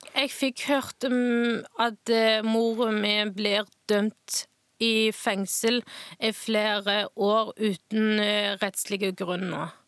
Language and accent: Norwegian; Northwest China, China; Norwegian is a second language; now in Stavanger, Norway; jeg kommer fra Nordvest i Kina